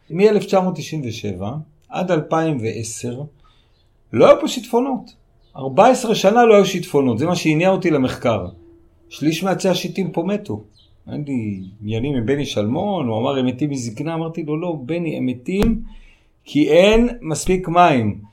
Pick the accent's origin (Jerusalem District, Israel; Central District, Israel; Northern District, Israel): Jerusalem District, Israel; Jerusalem; moved away as an adult; also born or lived in Kibbutz Samar, Arava; now in Arava, Israel; נולדתי בירושלים, גדלתי בירושלים